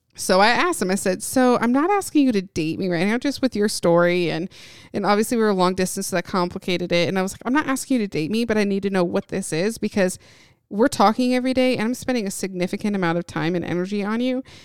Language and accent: English; Indiana, United States; moved away as an adult; also born or lived in Knoxville, Tennessee; I grew up in Indiana